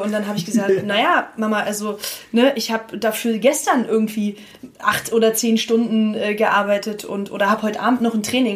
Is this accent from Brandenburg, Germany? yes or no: yes; Potsdam, Brandenburg, Germany; also born or lived in Berlin; ich bin von Berlin dann nach Potsdam zurückgezogen nach meinem Studium, weil ich mich da äh, mit meiner Heimat sehr verbunden gefühlt habe